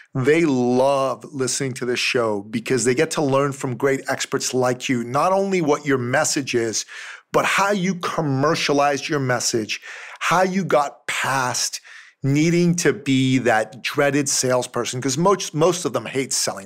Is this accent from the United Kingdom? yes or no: no; Iran; moved away; I'm from Iran originally